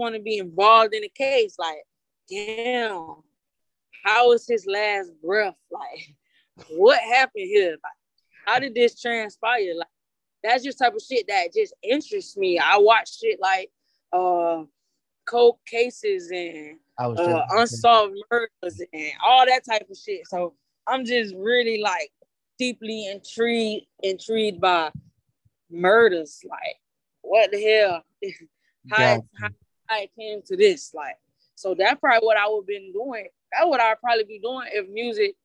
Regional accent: Orlando, Florida, United States; Born and raised out here

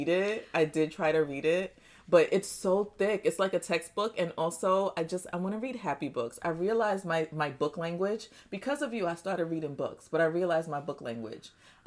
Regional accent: Nigeria; born there; I was born in Nigeria, but I feel like there's more African pieces in your house than there is in mine's.

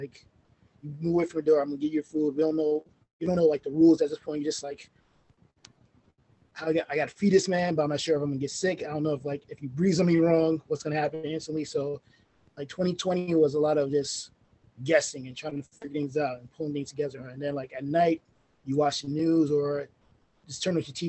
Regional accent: New York City, New York, United States; also born or lived in Rosedale, Queens, New York; I'm originally from Farrakway, New York

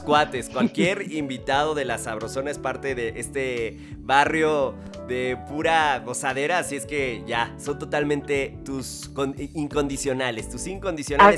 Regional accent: Mexico; como mexicanas y mexicanos tengamos una larga y abundante herencia culinaria

